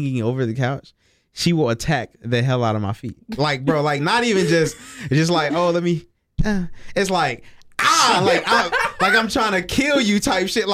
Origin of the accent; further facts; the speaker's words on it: Zebulon, North Carolina, United States; also born or lived in Baltimore, Maryland; I was born in Baltimore, Maryland, but I was raised in Zebulon, North Carolina.